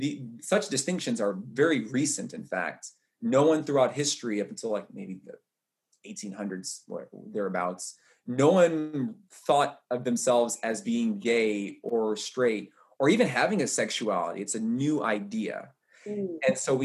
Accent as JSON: {"language": "English", "region": "the South", "country": "United States", "said": "So I'm gay, I'm black, I'm a runner, I'm a man, I'm tall, I'm from the South."}